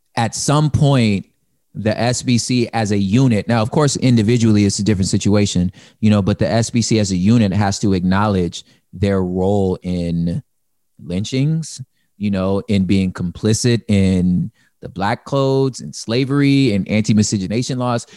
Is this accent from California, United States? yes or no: yes; California, United States; I don't cease being a Californian when I become a grab, still a Californian